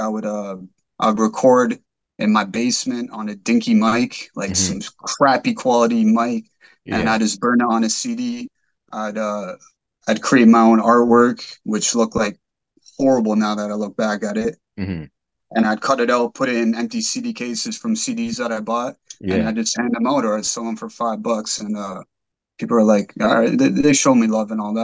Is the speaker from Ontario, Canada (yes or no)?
yes; Mississauga, Ontario, Canada; I was born in Mississauga, a little town of Meadville, Mississauga, in Canada